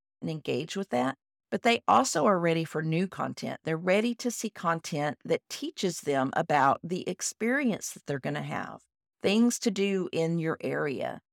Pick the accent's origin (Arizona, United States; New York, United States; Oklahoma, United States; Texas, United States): Texas, United States; I am a Texan